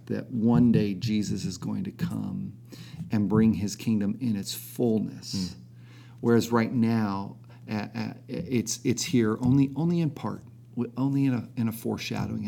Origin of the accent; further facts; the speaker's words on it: United States; as American Christians